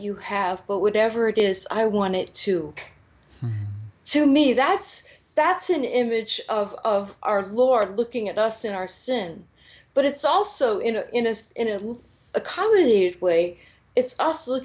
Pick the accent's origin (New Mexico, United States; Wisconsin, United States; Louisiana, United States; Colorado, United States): Louisiana, United States; New Orleans; I grew up in New Orleans